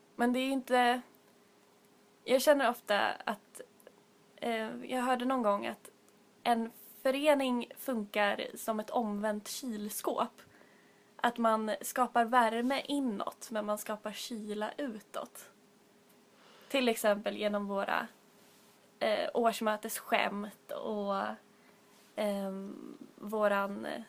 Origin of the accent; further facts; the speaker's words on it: Stockholm, Stockholm County, Sweden; vi är tre stockholmare här idag